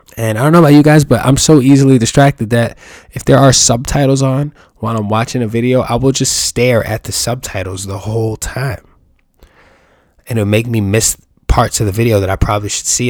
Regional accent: New York, United States; I'm from New York

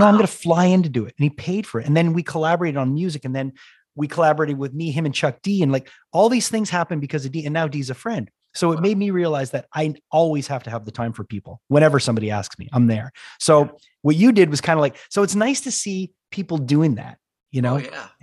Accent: Canada; I'm from Canada

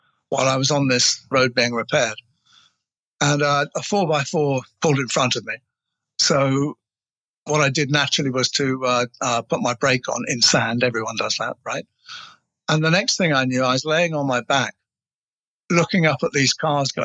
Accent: England, United Kingdom; I'm English

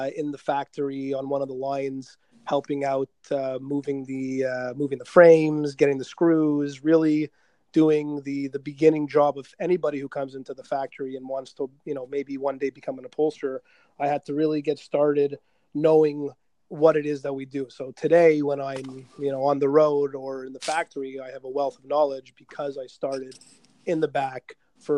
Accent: Quebec, Canada; first language English; we're from Quebec, so we have predominantly French speaking people. And I was an English guy

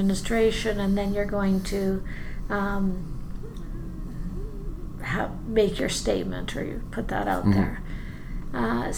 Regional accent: BC, British Columbia, Canada; moved away as an adult; now in Edmonton, Canada; I grew up in BC, like you.

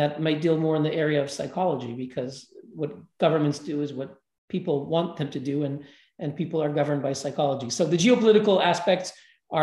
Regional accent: Montreal, Quebec, Canada; my hometown, Montreal

